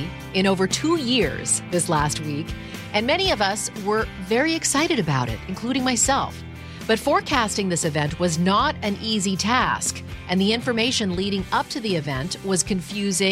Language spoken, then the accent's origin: English; Canada; I grew up in Canada